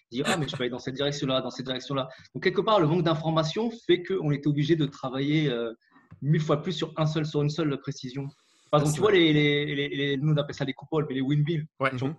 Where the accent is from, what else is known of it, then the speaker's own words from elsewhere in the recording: Valenton, Île-de-France, France; moved away as an adult; now in Montreal, Canada; je viens de, Créteil à la base. En fait, je viens d'à côté de Créteil, de Valenton